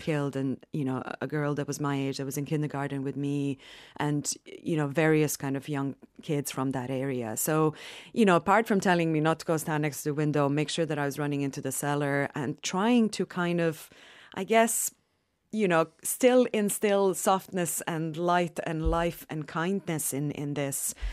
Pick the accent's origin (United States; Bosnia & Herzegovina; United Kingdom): Bosnia & Herzegovina; Sarajevo; I'm from Sarajevo, from Bosnia